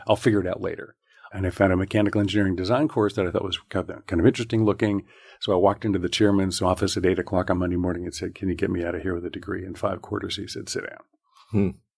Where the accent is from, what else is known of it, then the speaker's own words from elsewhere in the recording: Southern California, United States; I grew up in Southern California.